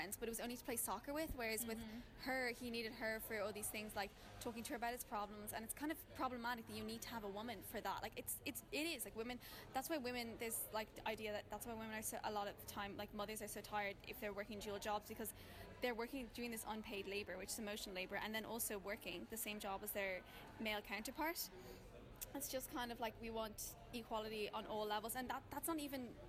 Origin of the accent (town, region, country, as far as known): Dublin, Leinster, Ireland